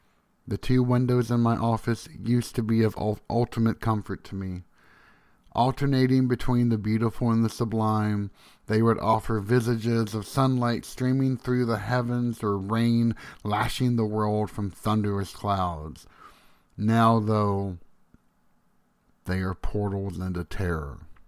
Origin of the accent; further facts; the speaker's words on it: Tennessee, United States; When I was a boy growing up in Tennessee, one summer night I found myself on the back porch looking at the stars.